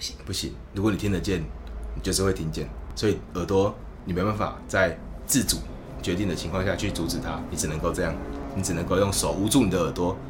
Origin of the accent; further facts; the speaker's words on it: Kaohsiung, Taiwan; moved away as an adult; also born or lived in Taichung; now in Taipei, Taiwan; 我是高雄人，我去台中住的十年，我现在搬来台北教这个吉他